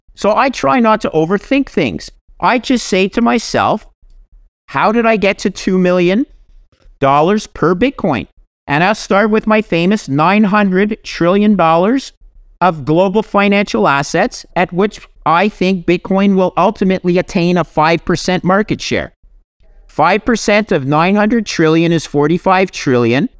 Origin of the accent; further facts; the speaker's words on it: Canada; I'm a Canadian